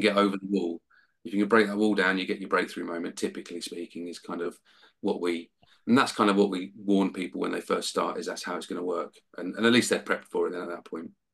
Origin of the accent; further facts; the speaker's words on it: Hitchin, East of England, United Kingdom; Hitchin in my hometown